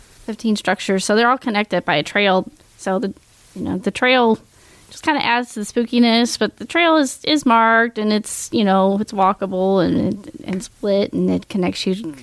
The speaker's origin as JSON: {"language": "English", "region": "Missouri", "country": "United States", "lives_now": "Washington County, United States", "said": "We're transplants from Jefferson County to Washington County."}